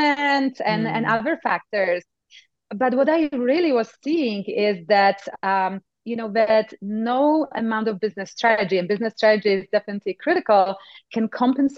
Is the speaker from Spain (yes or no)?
no; Poland; accent: Eastern Europe; now in United States; I come actually from Poland. So if you were thinking this is an Eastern Texas accent, you were close, but not quite. It's Eastern Europe. And I grew up in times of communism.